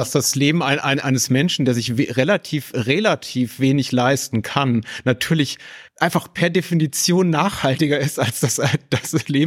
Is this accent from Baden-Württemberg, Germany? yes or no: no; Berlin, Germany; ich komme aus Berlin, also ganze äh, Ortsteile, in denen es einfach zum guten Ton gehört, zum Bio-Supermarkt zu gehen